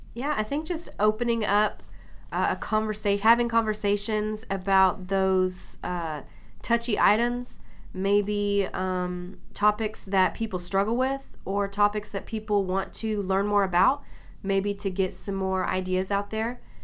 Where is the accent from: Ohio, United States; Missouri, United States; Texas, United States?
Texas, United States; Mesquite; I grew up here in Mesquite